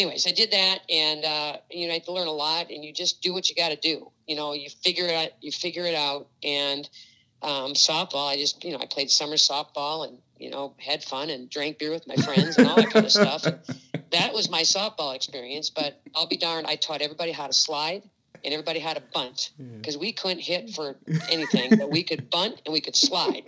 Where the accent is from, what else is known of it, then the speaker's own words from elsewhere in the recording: Oregon, Wisconsin, United States; moved away as an adult; also born or lived in Madison, Wisconsin; now in St. Louis, United States; grew up in Oregon, Wisconsin. We moved there from Madison when I was 4 years old.